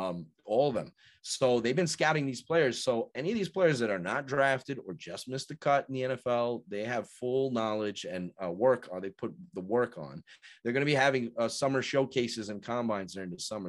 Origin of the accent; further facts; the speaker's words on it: United States; moved away; I'm originally from New York, so I'm used to saying certain words